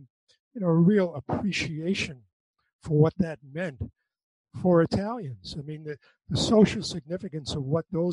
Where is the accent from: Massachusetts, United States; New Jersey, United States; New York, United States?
Massachusetts, United States; Western; I grew up in Western Massachusetts